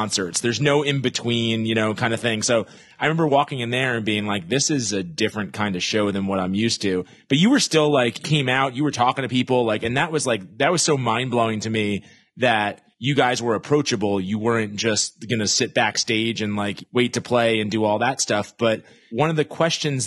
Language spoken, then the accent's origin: English; New York, United States; growing up in New York, there'd be these amazing shows that you couldn't get